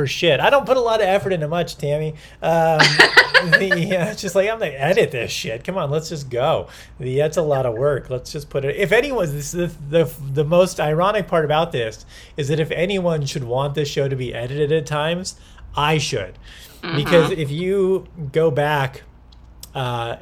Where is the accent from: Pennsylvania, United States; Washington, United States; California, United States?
California, United States; Long Beach; also born or lived in Anaheim; I was actually born in Anaheim, but grew up in Long Beach